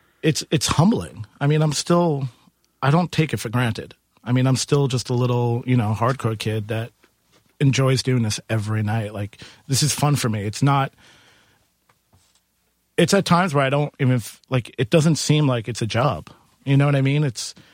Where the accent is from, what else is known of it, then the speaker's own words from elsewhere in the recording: Queens, New York, United States; I'm from Queens.